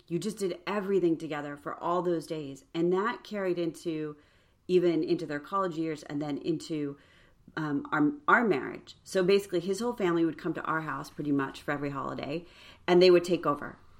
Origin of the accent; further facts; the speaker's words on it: New York, United States; also born or lived in Illinois; we moved from Illinois to New York when I was going into fifth grade. So I have a few more memories of like my adult, like my teen years in that house.